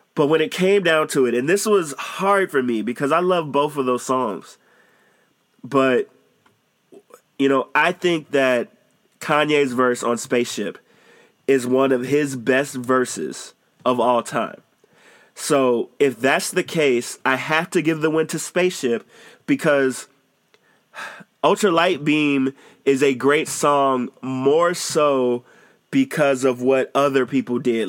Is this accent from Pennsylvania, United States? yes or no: no; Chicago, Illinois, United States; I'm from Chicago